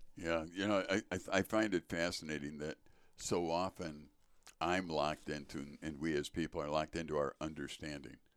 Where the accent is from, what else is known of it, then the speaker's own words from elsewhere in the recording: Chicago, Illinois, United States; now in Wisconsin, United States; born in Chicago